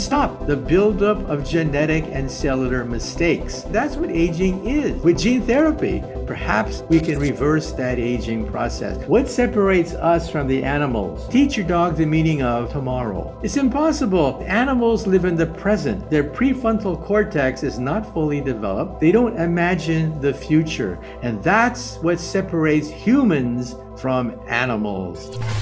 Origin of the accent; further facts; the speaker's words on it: Palo Alto, California, United States; also born or lived in San Jose; I was born in San Jose, and I grew up in Palo Alto